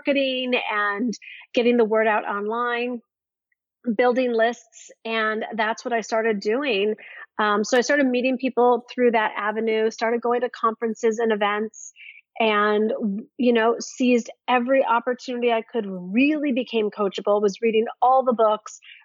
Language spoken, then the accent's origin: English; Midwest of the United States, United States; growing up in the Midwest of the United States